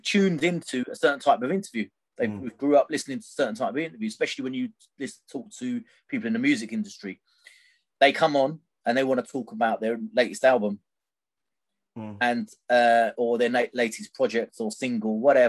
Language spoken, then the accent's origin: English; Gravesend, South East England, United Kingdom; I'm from Gravesend originally.